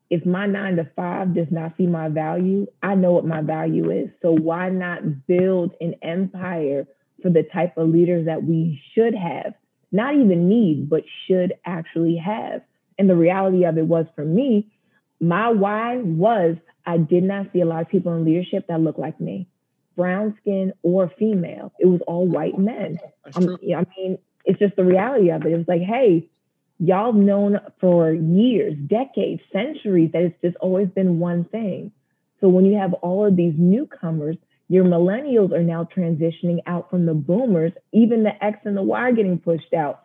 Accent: New Jersey, United States; moved away as an adult; also born or lived in North Carolina; now in Washington, D.C. metropolitan area, United States; Originally Jersey. I am a Jersey girl through and through

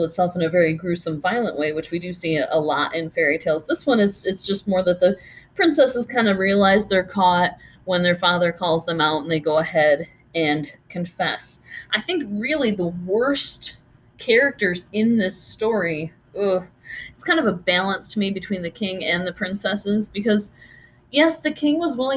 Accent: United States; being American

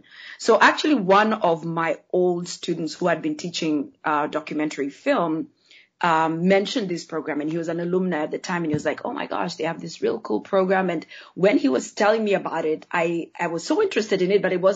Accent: Nairobi, Kenya; moved away; am actually originally from Kenya. I grew up in Nairobi, Kenya, which is in East Africa

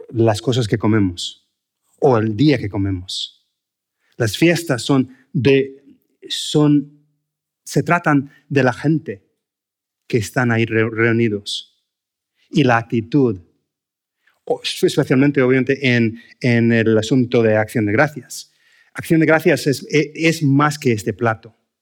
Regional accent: United States; Spanish is a second language; moved away as an adult; now in Spain; como americano

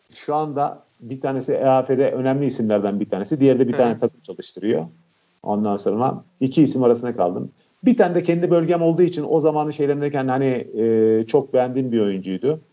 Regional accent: Montenegro; ben Karadağlı olarak

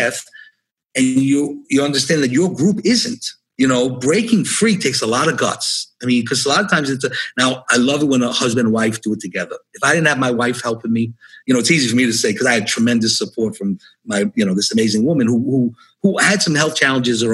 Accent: New York City, New York, United States; I grew up in New York City.

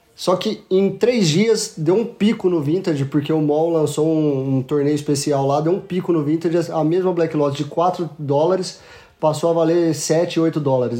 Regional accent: Franca, São Paulo, Brazil; Sou de Franca, interior de São Paulo, Magazine Luiza é da minha cidade

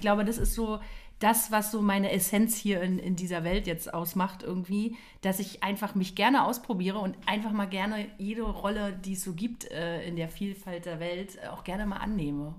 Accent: Potsdam, Brandenburg, Germany; bin gebürtige Potsdamerin

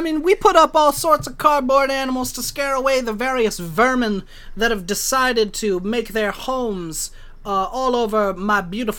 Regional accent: the South, United States; I'm good American boy of the South.

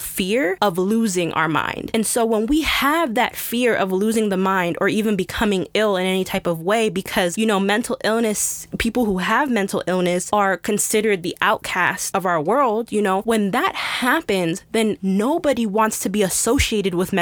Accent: United States; Us as an American society

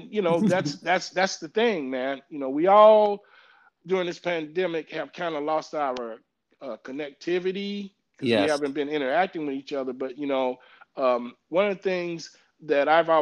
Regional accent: St. Louis, Missouri, United States; now in Washington, United States; we are from St. Louis, you know, in the Midwest

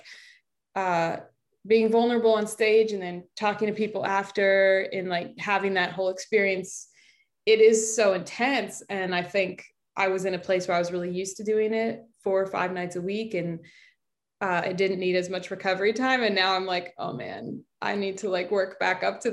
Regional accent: Chicago, Illinois, United States; also born or lived in Oak Park, Illinois; I grew up in Chicago, like in the city

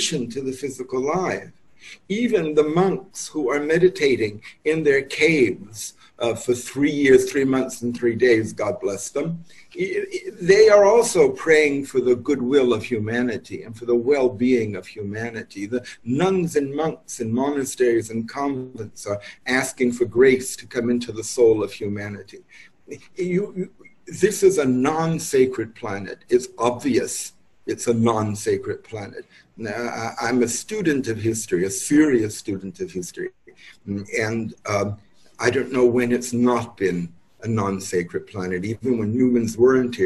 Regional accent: New York, United States; moved away as an adult; also born or lived in Santa Fe, New Mexico; I'm born and raised in New York, but my middle years were spent based in Santa Fe, New Mexico

